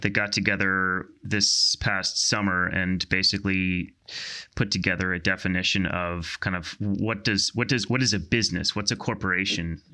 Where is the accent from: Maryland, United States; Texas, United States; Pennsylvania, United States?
Pennsylvania, United States; outside Philadelphia; I grew up in, um, the great state of, great Commonwealth of Pennsylvania, um, outside, outside, uh, Philadelphia